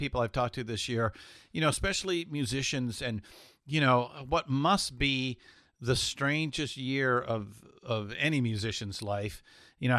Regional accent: Southern California, United States; I was born and raised in Southern California as well.

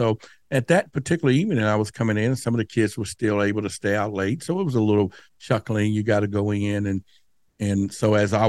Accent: Dallas, Texas, United States; Now, where I grew up in Dallas at that time, near the Dallas Zoo, you know, we would play under the street lights.

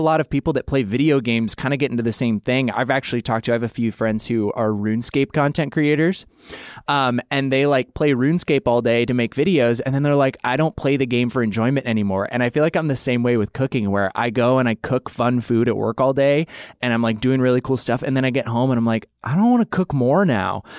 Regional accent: Idaho, United States; I grew up in Idaho

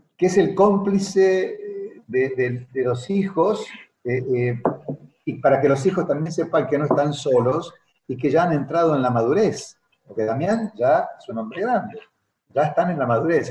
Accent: Argentina

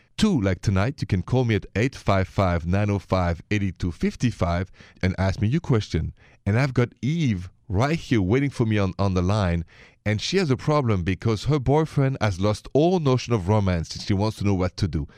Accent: Paris, Île-de-France, France; accent: French from Paris; English is a second language; moved away; My accent is French from Paris

